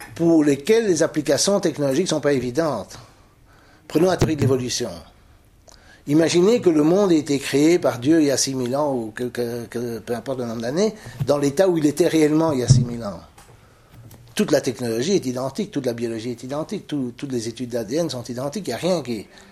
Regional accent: Belgium; Est-ce que je suis belge, wallon, francophone, bruxellois, européen, blanc, euh, chrétien, catholique

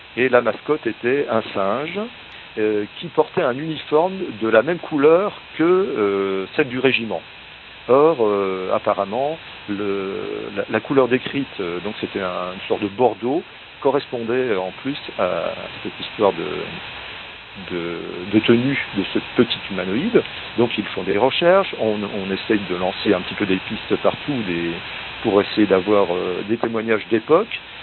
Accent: north-east France, France; ma région d'origine

